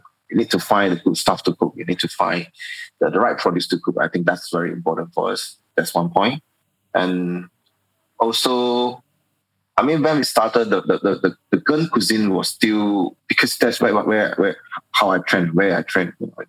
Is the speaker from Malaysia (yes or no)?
yes; Malaysia; I decided to do something more related to my own roots, you know, as a Malaysian